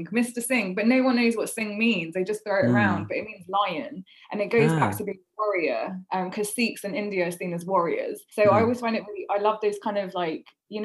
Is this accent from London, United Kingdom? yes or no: yes; London, United Kingdom; I went to an all-girls school for so long and it was in West London